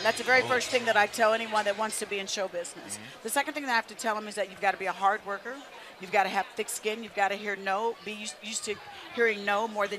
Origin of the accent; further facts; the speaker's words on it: Indianapolis, Indiana, United States; moved away; to go to my hometown to do a motivational speech in Indianapolis, Indiana.